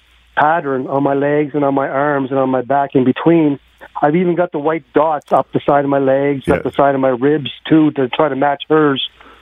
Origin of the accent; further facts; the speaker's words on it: Pictou, Nova Scotia, Canada; now in Edmonton, Canada; I'm originally from Nova Scotia.